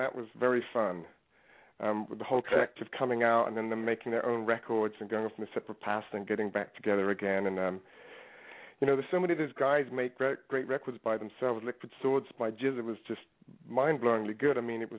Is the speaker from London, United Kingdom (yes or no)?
yes; London, United Kingdom; also born or lived in New York; now in Los Angeles, United States; I was growing up in London